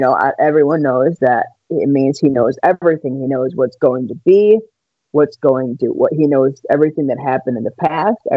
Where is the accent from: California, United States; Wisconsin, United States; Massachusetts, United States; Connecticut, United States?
Wisconsin, United States; I am from Wisconsin